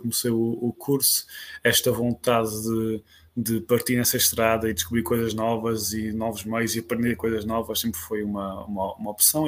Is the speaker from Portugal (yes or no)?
yes; Azores, Portugal; venho dos Açores, uh, fiz minha, minha licenciatura em Natureza e Património na Universidade dos Açores